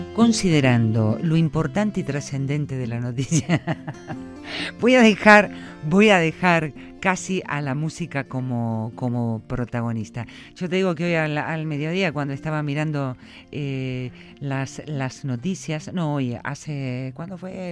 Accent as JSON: {"language": "Spanish", "country": "Argentina", "moved": "yes", "lives_now": "Basque Country, Spain", "said": "Yo soy una argentina en Euskadi"}